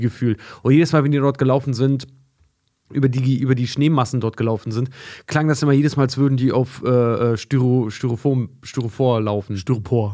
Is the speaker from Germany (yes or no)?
yes; Germany; wir als, als Deutsche